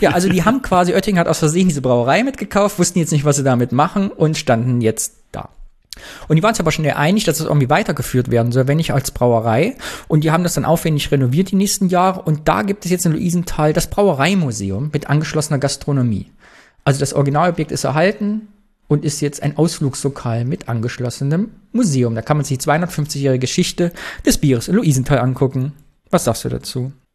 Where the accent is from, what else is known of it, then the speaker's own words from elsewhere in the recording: East Germany, Germany; Hat unsere DDR-Sozialisation bis heute gewirkt?